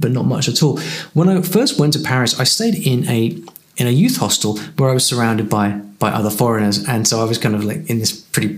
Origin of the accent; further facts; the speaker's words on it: United Kingdom; I'm from the UK